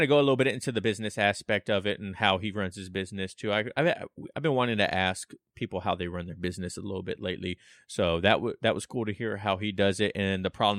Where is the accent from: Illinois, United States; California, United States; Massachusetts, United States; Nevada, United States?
Nevada, United States; Las Vegas; now in Washington State, United States; I'm originally from Las Vegas, and in Vegas we don't drink tap water because it's like super hard mineral water